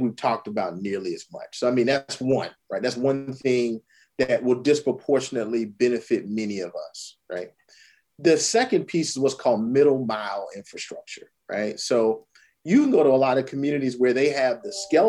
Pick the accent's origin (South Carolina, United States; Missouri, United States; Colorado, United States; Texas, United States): South Carolina, United States; Orangeburg; I'm from Orangeburg, South Carolina. My family's from Calhoun County, South Carolina, and Hampton County, South Carolina.